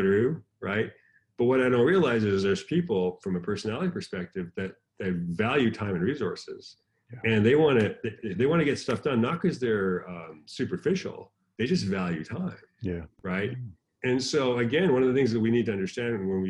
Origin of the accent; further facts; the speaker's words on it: San Diego, California, United States; I'm from San Diego.